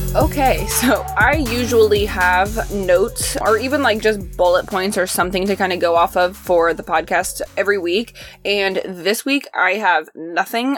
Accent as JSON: {"language": "English", "region": "Midwest", "country": "United States", "tie": "born or raised there", "said": "growing up in the Midwest"}